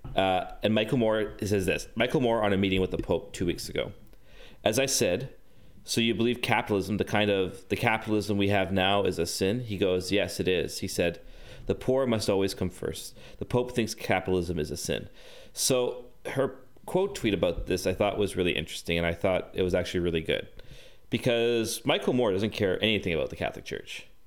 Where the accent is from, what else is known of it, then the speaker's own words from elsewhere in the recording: near Vancouver, British Columbia, Canada; growing up, I became a Canucks fan, gr-, being, growing up near Vancouver